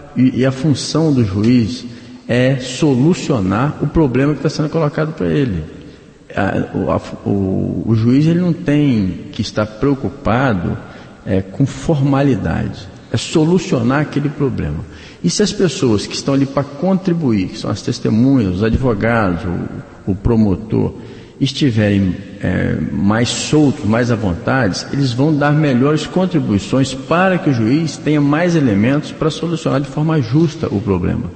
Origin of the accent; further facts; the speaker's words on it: Bom Jesus, Brazil; eu sou de Bom Jesus, então, é, cidade do interior, a gente tem esse hábito de cumprimentar todo mundo